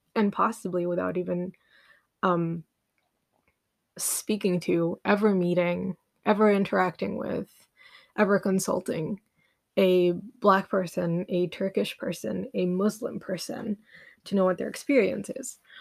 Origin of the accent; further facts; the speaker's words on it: Uganda; I grew up in Uganda